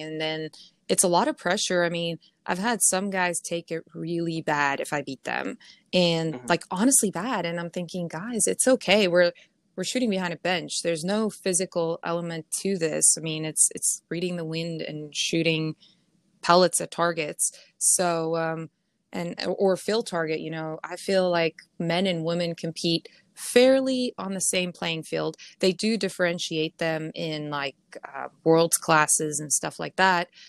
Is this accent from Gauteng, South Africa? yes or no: yes; Pretoria, Gauteng, South Africa; moved away as an adult; also born or lived in Ohio, United States; now in Arizona, United States; I'm from Pretoria, so I'm from the the capital, basically, um, Pretoria, Johannesburg area